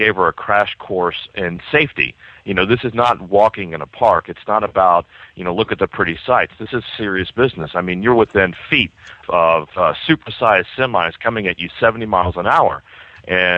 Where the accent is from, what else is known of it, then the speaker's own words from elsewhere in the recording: Texas, United States; moved away as an adult; also born or lived in Boston; I'm from Texas, and I moved to Boston in 2003